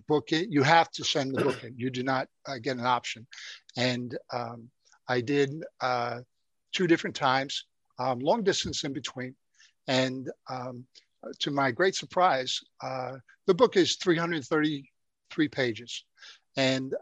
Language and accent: English; New York City, New York, United States; I grew up in the Bronx, New York